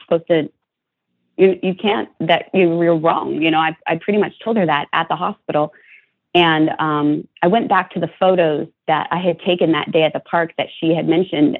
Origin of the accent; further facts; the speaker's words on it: Ventura County, California, United States; I grew up in Ventura County, about five miles or less from the Santa Susana Field Lab